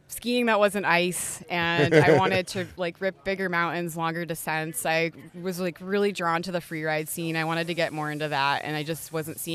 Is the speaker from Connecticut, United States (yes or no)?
yes; Northwestern Connecticut, United States; moved away as an adult; now in Carrabassett Valley, United States; I'm originally from Northwestern Connecticut, and we have some fine single track down in that rural area.